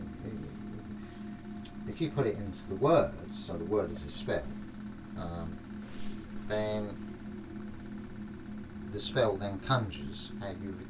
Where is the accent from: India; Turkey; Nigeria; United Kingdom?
United Kingdom; London; accent: London; in London, being a Londoner